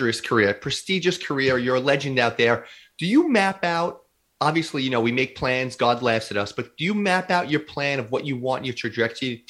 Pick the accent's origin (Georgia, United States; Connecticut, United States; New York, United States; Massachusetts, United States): New York, United States; New York City; You're in my hometown